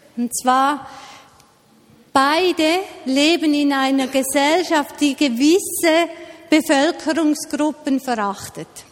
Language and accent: German; Switzerland; bei uns in der Schweiz